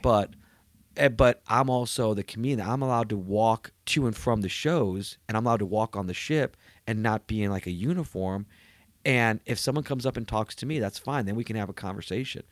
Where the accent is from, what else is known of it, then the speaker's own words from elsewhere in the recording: New York City, New York, United States; moved away; I was born in New York. I'm a New Yorker